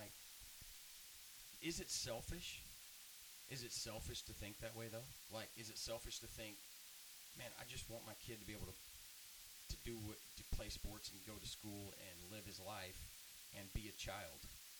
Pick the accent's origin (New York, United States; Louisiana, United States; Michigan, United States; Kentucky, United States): Louisiana, United States; Baton Rouge; moved away; I grew up in Baton Rouge, Louisiana.